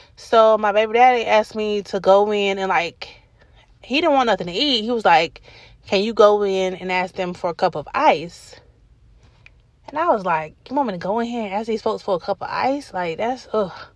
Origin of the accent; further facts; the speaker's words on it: Atlanta, Georgia, United States; I'm from Adamsville